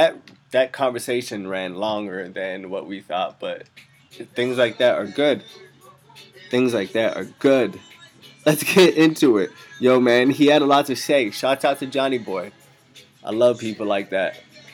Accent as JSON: {"language": "English", "town": "Cairo", "region": "Cairo Governorate", "country": "Egypt", "said": "I'm all from all over the world, man, but primarily I'm from Egypt. Cairo, man, the motherland."}